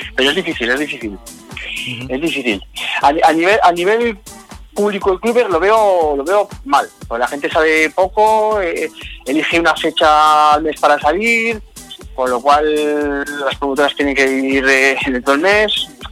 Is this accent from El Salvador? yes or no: no; Zaragoza, Aragon, Spain